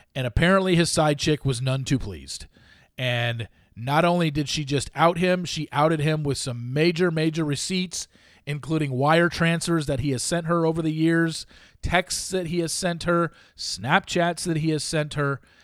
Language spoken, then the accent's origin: English; Southern California, United States; Growing up in Southern California, obviously, I was close to U S C and U C L